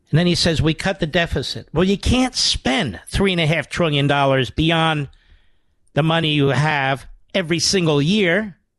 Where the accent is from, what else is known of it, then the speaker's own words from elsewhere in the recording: Philadelphia, Pennsylvania, United States; I'm from Philadelphia